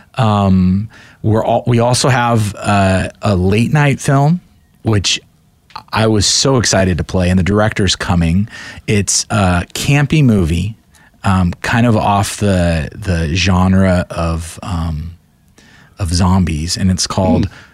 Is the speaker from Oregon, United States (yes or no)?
yes; Portland, Oregon, United States; I'm from Portland